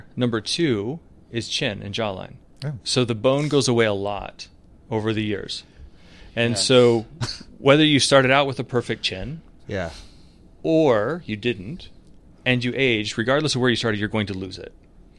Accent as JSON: {"language": "English", "region": "Utah", "country": "United States"}